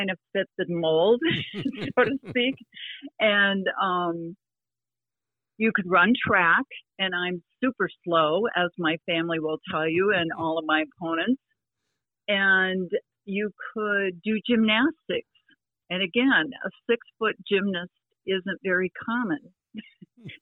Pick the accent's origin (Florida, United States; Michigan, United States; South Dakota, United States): South Dakota, United States; Sioux Falls; my older sister, Carol, took lessons from John Simcoe at Menlo Park in Sioux Falls